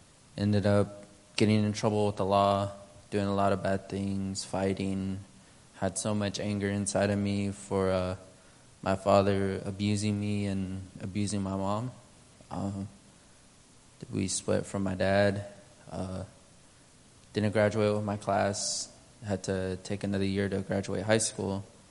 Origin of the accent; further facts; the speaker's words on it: Navajo Nation, United States; first language Navajo; now in Alaska, United States; I can be a Navajo person following Christ.